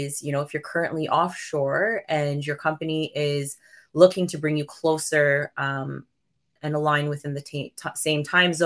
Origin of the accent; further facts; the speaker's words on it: Toronto, Ontario, Canada; I was born and raised in Toronto, but I'm a child of immigrant parents